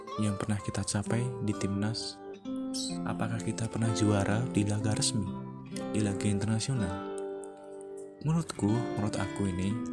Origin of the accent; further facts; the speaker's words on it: Indonesia; warga Indonesia